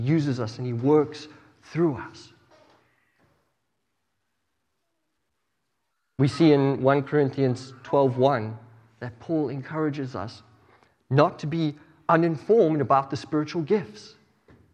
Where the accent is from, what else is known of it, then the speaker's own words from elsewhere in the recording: South Africa; moved away; I grew up in South Africa